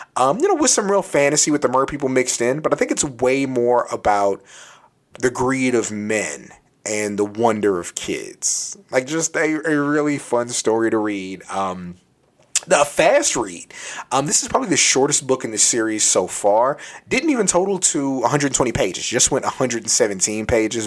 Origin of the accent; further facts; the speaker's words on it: San Antonio, Texas, United States; I'm from San Antonio, Texas. And when you're from San Antonio and you want to make a little money, you typically start working at three different places